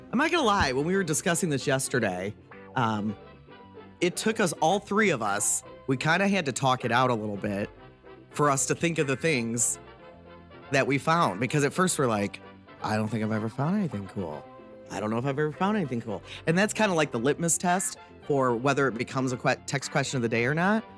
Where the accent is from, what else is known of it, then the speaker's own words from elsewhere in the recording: Detroit, Michigan, United States; also born or lived in Waterford, Michigan; growing up in the Detroit area